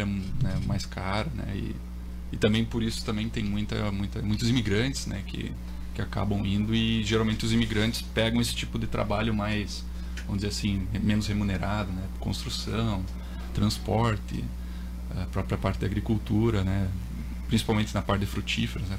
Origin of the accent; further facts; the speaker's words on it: Brazil; sou do Brasil